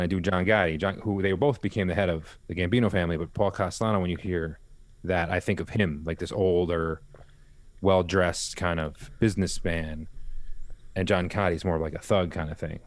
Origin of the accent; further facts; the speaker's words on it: a little further east of Yonkers, New York, United States; we was born in Yonkers and we grew up a little further east